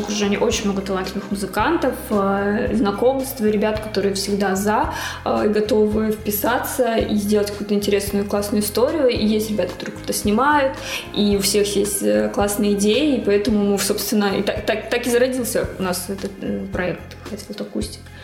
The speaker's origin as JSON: {"language": "Russian", "town": "Magadan", "region": "Magadan Oblast", "country": "Russia", "moved": "yes", "lives_now": "Saint Petersburg, Russia", "said": "я из Магадана"}